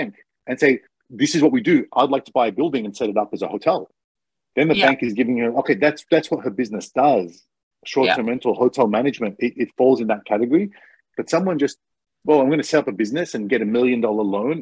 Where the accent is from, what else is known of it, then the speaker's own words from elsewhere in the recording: Australia; now in Japan; I'm Australian